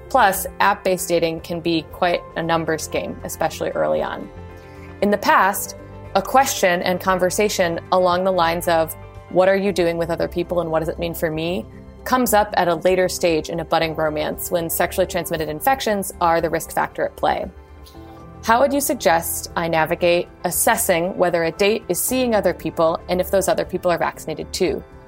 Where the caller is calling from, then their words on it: Oakland, California, United States; I'm calling in from Oakland, California